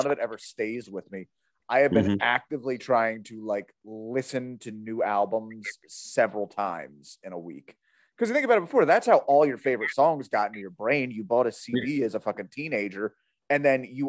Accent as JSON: {"language": "English", "country": "United States", "said": "I am American"}